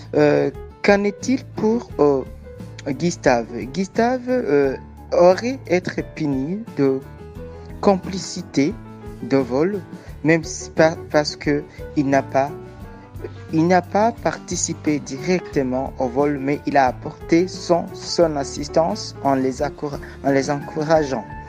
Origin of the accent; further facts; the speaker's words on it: Burundi; je viens du Burundi